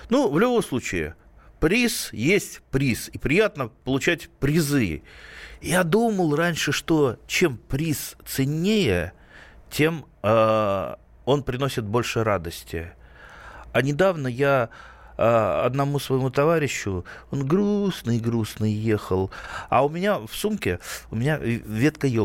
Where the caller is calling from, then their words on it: Vladimir, Vladimir Oblast, Russia; Из Владимира.